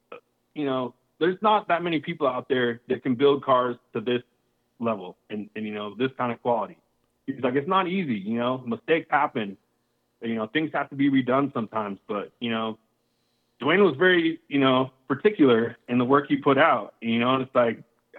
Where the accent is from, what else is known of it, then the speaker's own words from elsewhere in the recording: South Dakota, United States; now in Arizona, United States; I was born in South Dakota, so living on a farm